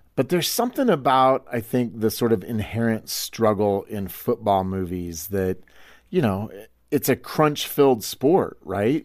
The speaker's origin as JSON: {"language": "English", "region": "Iowa", "country": "United States", "said": "I'm from Iowa"}